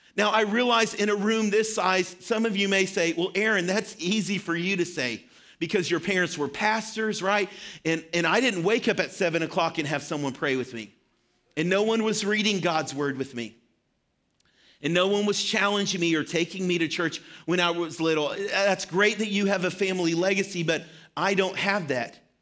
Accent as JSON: {"language": "English", "town": "Shirley", "region": "Arkansas", "country": "United States", "tie": "born or raised there", "moved": "yes", "said": "I grew up in Arkansas for, um, a part of my life."}